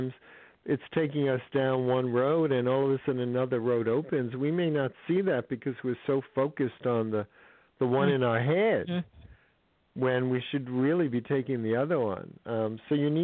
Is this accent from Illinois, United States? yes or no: no; California, United States; I'm from California